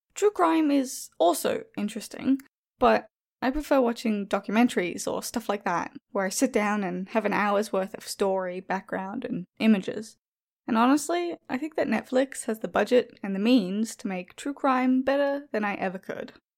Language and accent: English; Australia; Being Australian